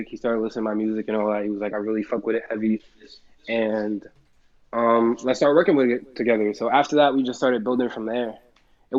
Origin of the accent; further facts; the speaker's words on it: Jersey City, New Jersey, United States; I am a rapper from Jersey City, New Jersey